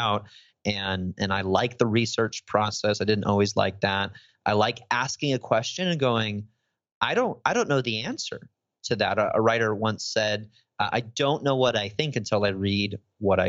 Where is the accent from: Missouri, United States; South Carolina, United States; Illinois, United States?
Illinois, United States; Chicago; moved away as an adult; now in Tennessee, United States; I'm from Chicago and, you know, we say everything with a nasally diphthong